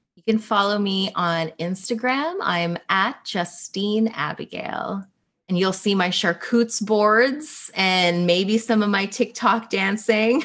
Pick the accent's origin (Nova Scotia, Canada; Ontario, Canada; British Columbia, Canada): Ontario, Canada; Toronto; born or raised there; also born or lived in Philippines